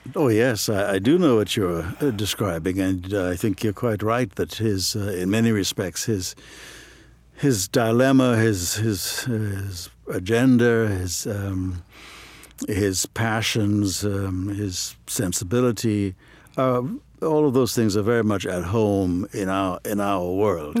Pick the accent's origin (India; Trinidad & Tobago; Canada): Trinidad & Tobago; moved away as an adult; also born or lived in Ohio, United States; now in United States; I grew up in Trinidad and Tobago